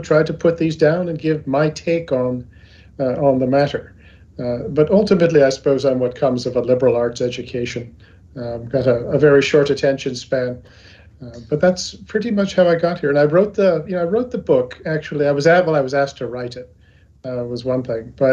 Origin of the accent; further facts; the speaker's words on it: Virginia, United States; moved away as an adult; also born or lived in Asia; I'm from Virginia